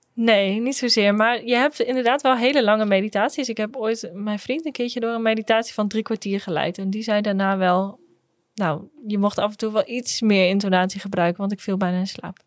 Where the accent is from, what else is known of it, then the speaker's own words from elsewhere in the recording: Groningen, Netherlands; Ik kom ook uit Groningen, geboren en getogen